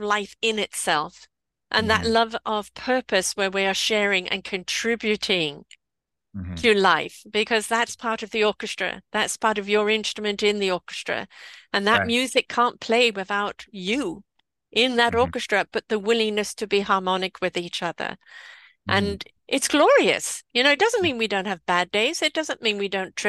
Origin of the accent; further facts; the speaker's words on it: England, United Kingdom; I am English.